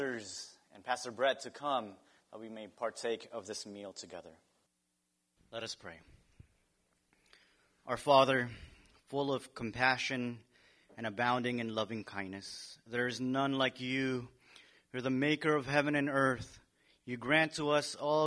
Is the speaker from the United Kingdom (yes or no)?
no; Philippines; moved away; My home country has adobo.